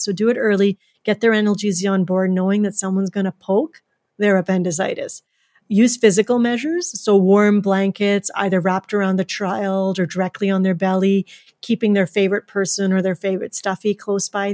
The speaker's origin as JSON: {"language": "English", "country": "Canada", "also_born_or_lived": "Edmonton, Alberta", "said": "being Canadian"}